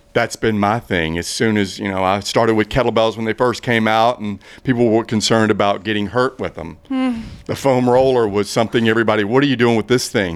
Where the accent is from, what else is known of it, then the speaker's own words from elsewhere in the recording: Blythewood, South Carolina, United States; also born or lived in Boulder, Colorado; I'm from Blythewood, South Carolina.